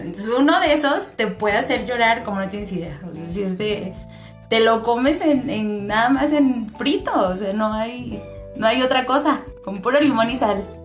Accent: Mexico; yo siendo mexicana

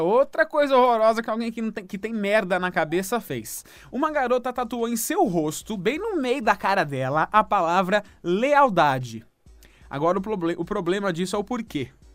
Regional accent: Santo André, São Paulo, Brazil; Eu sou de Santo André

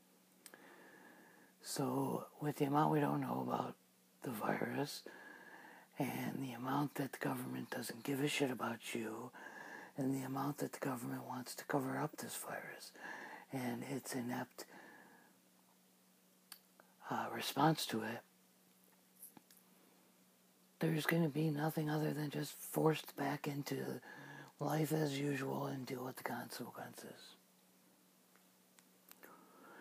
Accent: United States; here in America

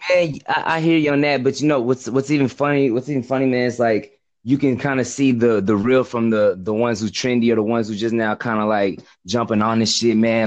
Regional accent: Texas, United States; I'm from America. I'm from like Texas

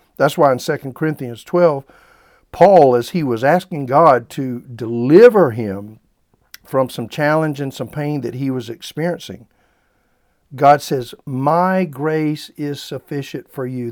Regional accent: South Carolina, United States; I grew up in the Bible Belt there in South Carolina

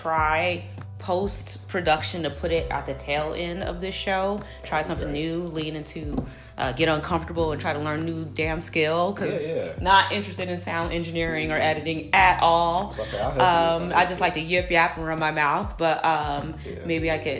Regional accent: Chicago, Illinois, United States; moved away; I'm from Chicago

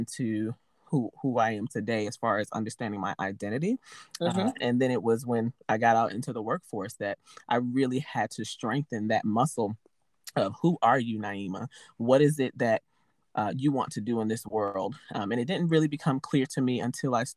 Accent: New York City, New York, United States; I'm originally from Harlem, New York, born and raised there

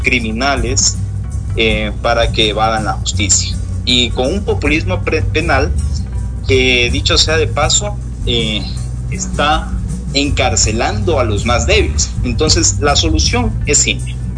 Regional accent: Ecuador

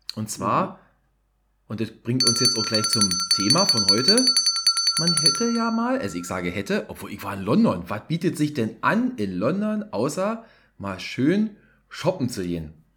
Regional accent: Berlin, Germany; hier als Berliner

